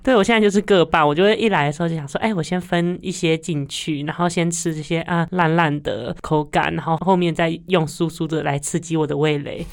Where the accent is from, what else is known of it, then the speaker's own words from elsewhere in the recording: Yilan County, Taiwan; 毕竟我是宜兰人嘛，宜兰人早餐都吃面啊